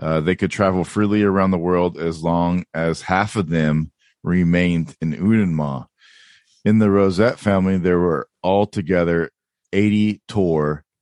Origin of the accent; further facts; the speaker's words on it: California, United States; I am American California white boy